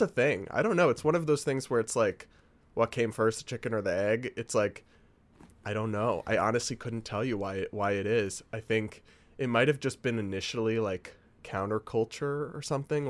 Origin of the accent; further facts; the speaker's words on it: New England, United States; moved away; I'm from New England